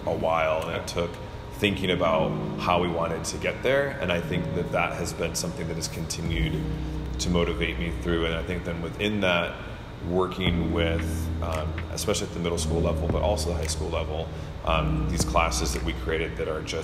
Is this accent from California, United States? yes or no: no; Michigan, United States; now in Durham, United States; I'm originally from Michigan